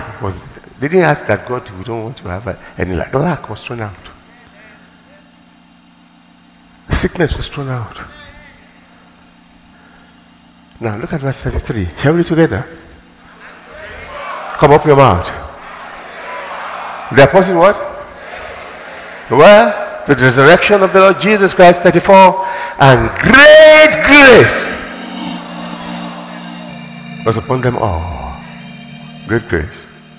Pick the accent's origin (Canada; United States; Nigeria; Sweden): Nigeria; blessed as a Nigerian, blessed in my nation.